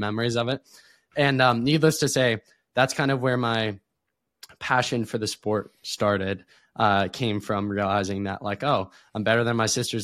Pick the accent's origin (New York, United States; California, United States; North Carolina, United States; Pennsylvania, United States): Pennsylvania, United States; Erie; I was born in Erie, Pennsylvania.